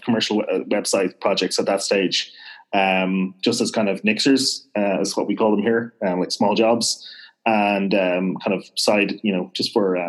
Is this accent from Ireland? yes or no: yes; Dublin, Leinster, Ireland; accent: fairly neutral Irish; So I'm actually originally from Dublin, which is why I don't really have a strong west accent. I have a fairly neutral accent, actually, for an Irish guy.